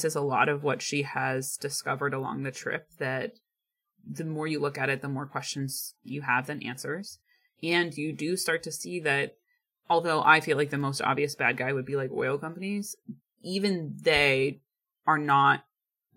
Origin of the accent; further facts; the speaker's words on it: Ohio, United States; now in Pacific Northwest, United States; growing up in Ohio